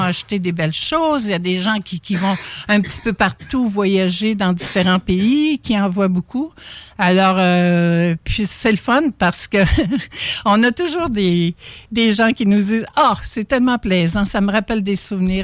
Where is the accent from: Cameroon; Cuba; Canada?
Canada; Charlevoix, Quebec; moved away; je viens de Charlevoix